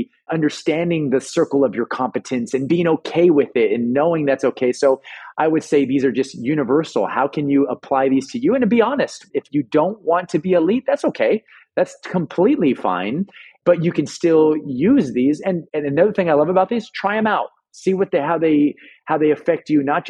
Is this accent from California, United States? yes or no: yes; Los Angeles, California, United States; I'm born and raised in Los Angeles